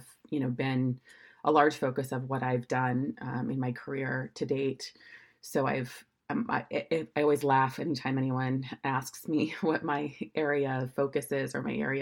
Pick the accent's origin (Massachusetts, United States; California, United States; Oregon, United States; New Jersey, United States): Oregon, United States; moved away as an adult; also born or lived in San Francisco; I'm from Oregon originally, so I'm one of the few born and raised in Oregon